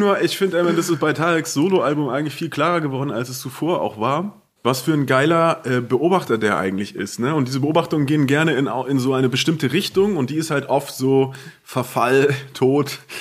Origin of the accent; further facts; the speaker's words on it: Southern Germany, Germany; unser süddeutsches Kaff